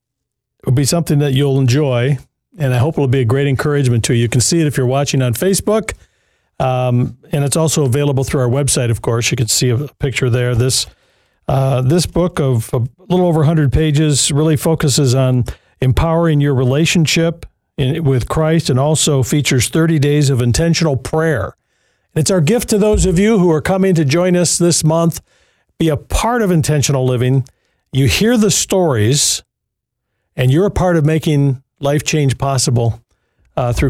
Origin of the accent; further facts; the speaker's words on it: Jackson, Michigan, United States; Jackson, Michigan, and my hometown, by the way, Jackson